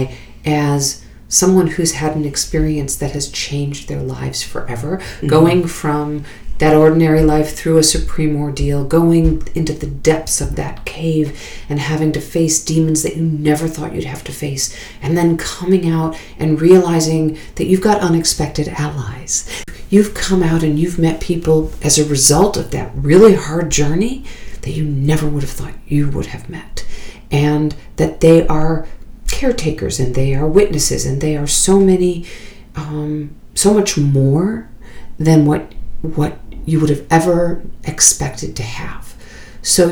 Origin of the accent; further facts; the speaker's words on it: Chicago, Illinois, United States; moved away as an adult; now in New York, United States; I went to school here, no, but I'm actually from Chicago originally